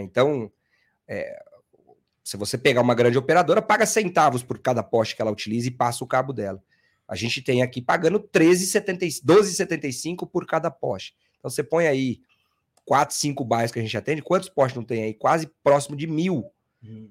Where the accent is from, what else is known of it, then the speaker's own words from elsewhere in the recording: interior of São Paulo, Brazil; moved away as an adult; now in São Paulo, Brazil; eu nasci em São Paulo, fui, me, me criei no interior de São Paulo, voltei com 18 anos, tô aqui até hoje